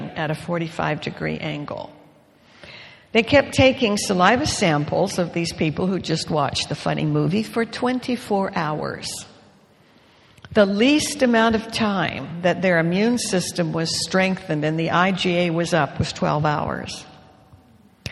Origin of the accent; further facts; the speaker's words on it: Canada; moved away; I grew up with Leroy in Canada when I was a girl